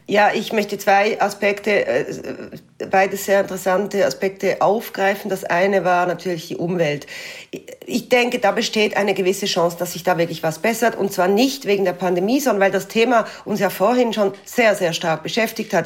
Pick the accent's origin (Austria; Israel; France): France; bei uns in Frankreich